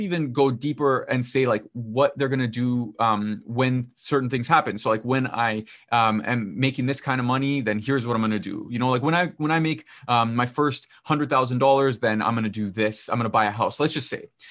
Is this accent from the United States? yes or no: no; Canada; I'm not American, I'm Canadian